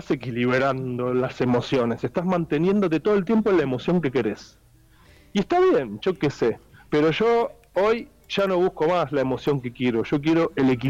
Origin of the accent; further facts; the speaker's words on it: Argentina; tengo una cosa muy fuerte con mi tierra, mi familia, mis abuelos, mis bisabuelos, mis vecinos, mi ciudad, hmm. las otras ciudades, mis otras ciudades